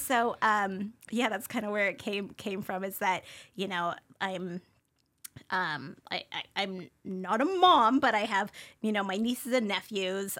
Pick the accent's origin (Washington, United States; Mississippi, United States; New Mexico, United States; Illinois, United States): Washington, United States; Spokane; also born or lived in Honolulu, Hawaii; I grew up here, um, on the South Hill